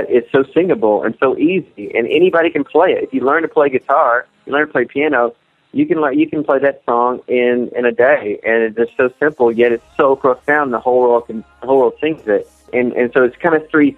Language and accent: English; Texas, United States; I grew up in Texas